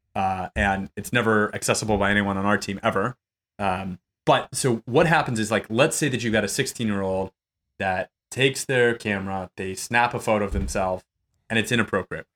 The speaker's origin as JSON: {"language": "English", "region": "New Mexico", "country": "United States", "moved": "yes", "lives_now": "Austin, United States", "said": "I'm originally from New Mexico"}